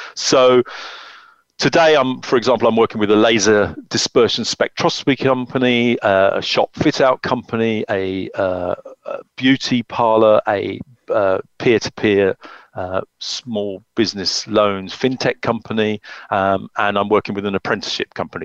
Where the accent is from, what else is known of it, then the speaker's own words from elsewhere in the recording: the Cotswolds, South West England, United Kingdom; moved away; I grew up in the Cotswolds